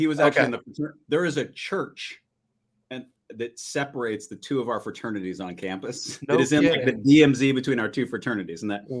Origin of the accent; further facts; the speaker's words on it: Kinsley, Kansas, United States; moved away as an adult; also born or lived in Manhattan, Kansas / Wichita / New York; now in New England, United States; I grew up on a farm in western Kansas. So a little place called Kinsley, Kansas, and a little farming town. And then from there, made my way east to Kansas City.